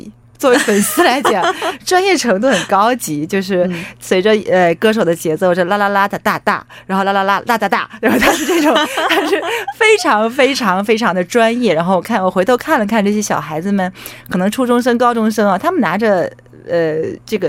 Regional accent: Weihai, Shandong, China; 它那个海域应该是会，如果厉害的话，能够游到我的故乡威海。

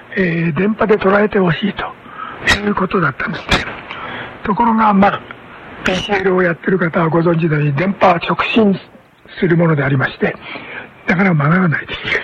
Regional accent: Mito, Ibaraki, Japan; moved away as an adult; also born or lived in Sendai, Japan; 私は生まれは茨城県の水戸なんですけども

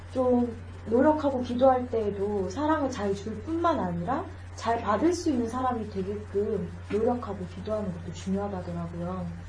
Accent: Changwon, South Gyeongsang, South Korea; accent: Gyeongsang; now in Gimhae, South Korea; 저는 경남 마산 출신이죠

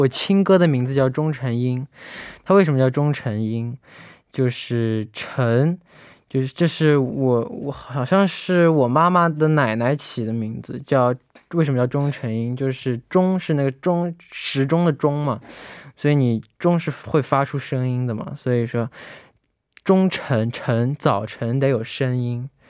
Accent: Malaysia; 乐乐好，

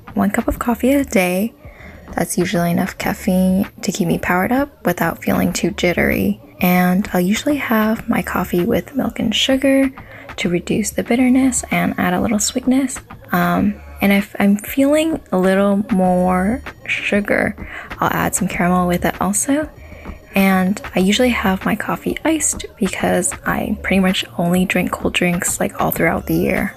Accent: Sacramento, California, United States; I'm from Sacramento, California

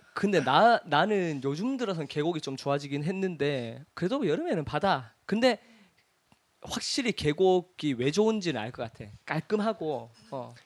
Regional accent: Cheongsong, North Gyeongsang, South Korea; moved away; 우리 고향이 청송이니까

